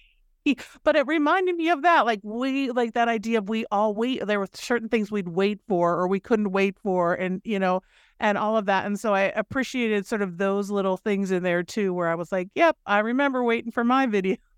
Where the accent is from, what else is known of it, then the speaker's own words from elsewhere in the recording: Minnesota, United States; I grew up in Minnesota